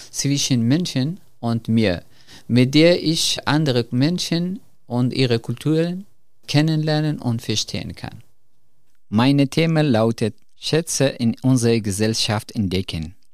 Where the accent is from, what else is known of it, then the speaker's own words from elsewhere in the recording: Afghanistan; German is a second language; moved away as an adult; now in Germany; Ich bin … und ich komme aus Afghanistan. Bevor ich nach Deutschland kam, habe ich zwei Jahre als Psychologe in der Kabul-Universität studiert.